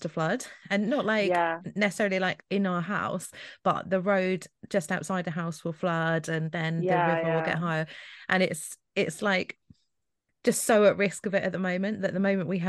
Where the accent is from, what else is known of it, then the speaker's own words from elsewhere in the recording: Scotland, United Kingdom; now in England; I'm from Scotland